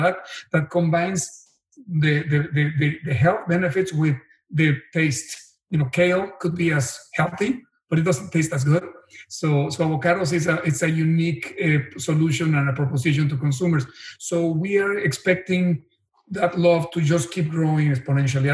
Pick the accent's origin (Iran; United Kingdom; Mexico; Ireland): Mexico; Cuernavaca, Morelos; moved away as an adult; now in United States; Tech de Monterrey in Cuernavaca, my hometown